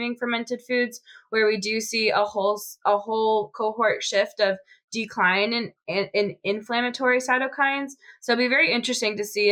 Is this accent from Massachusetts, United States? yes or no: yes; Boston, Massachusetts, United States; moved away; I'm from Boston